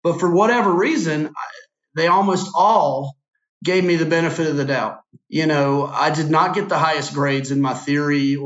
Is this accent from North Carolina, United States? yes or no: yes; Lincolnton, North Carolina, United States; I was just from Lincolnton where we, you know, I know there was racism, but I went to school in an integrated school